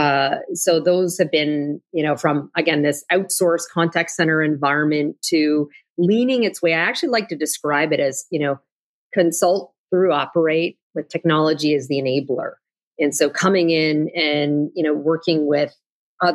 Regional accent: Canada; moved away as an adult; now in United States; as a Canadian originally

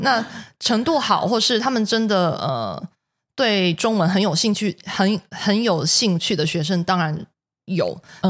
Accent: Taiwan

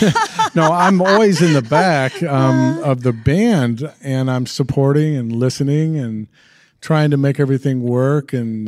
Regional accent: Owensboro, Kentucky, United States; well, I grew up in Kentucky, in Owensboro, Kentucky.

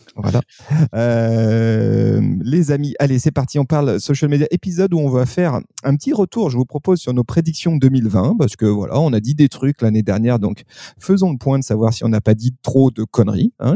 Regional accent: France; chez nous en France

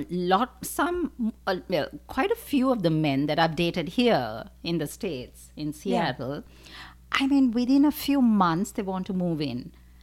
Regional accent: Sri Lanka; moved away as an adult; I'm originally from Sri Lanka.

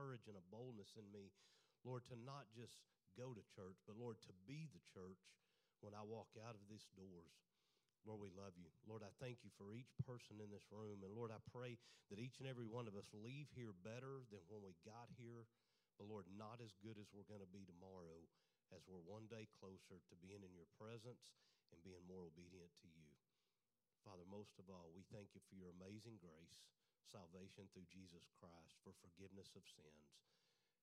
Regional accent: Greenville, Texas, United States; also born or lived in Kerrville, Texas / Bandera, Texas; I grew up in Greenville, Texas

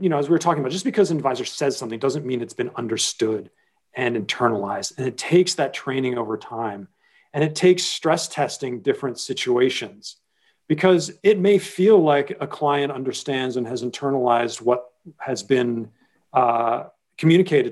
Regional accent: Washington, District of Columbia, United States; moved away as an adult; now in New York, United States; my hometown is Washington, D.C., though I lived in New York for 25 years now

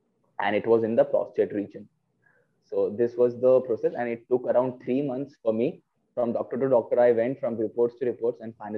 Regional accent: Vadodara, Gujarat, India; I'm from Vadodara basically.

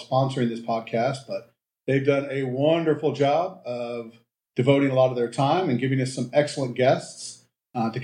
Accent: Ohio, United States; I grew up in Ohio.

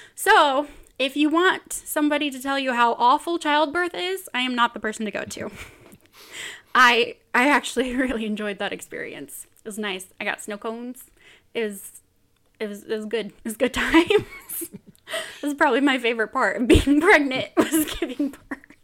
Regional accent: Bakersfield, California, United States; moved away as an adult; now in Utah, United States; I am from Bakersfield, California, originally

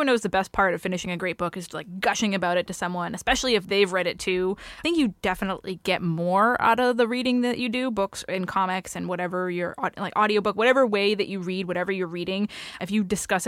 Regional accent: New England, United States; I'm from New England.

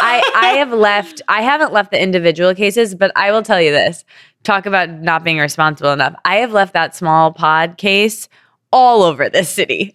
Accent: Midwest, United States; I come from Midwestern people

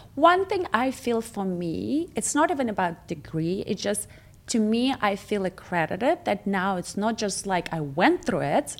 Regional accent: Moscow, Russia; English is a second language; now in Orange County, United States; I grew up in Moscow.

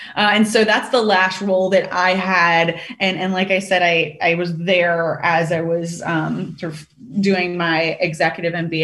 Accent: Richmond, Virginia, United States; moved away as an adult; also born or lived in China; I'm from Richmond, Virginia

